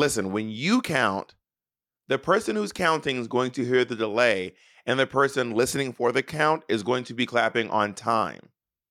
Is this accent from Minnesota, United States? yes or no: no; Atlanta, Georgia, United States; I will be in Atlanta, Georgia, my hometown